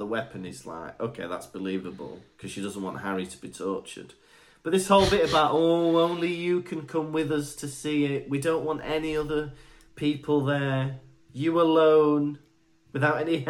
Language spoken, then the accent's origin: English; Wales, United Kingdom; I was born and bred in Wales